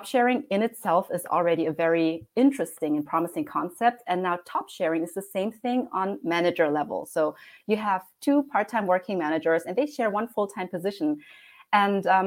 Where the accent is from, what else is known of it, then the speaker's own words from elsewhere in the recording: Germany; also born or lived in Heidelberg, Germany; I was born and raised in Germany, and I currently live in a lovely city called Heidelberg